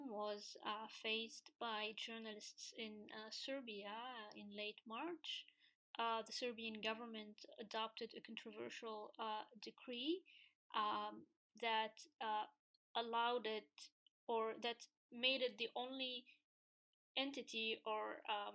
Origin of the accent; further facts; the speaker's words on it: Tunisia; In my home country, in Tunisia